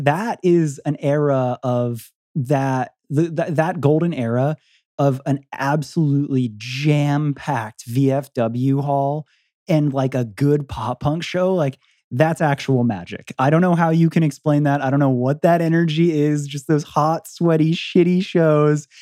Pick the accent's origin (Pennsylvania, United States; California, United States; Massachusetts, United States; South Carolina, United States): Pennsylvania, United States; Philadelphia; We're we're from Philly and we're in Detroit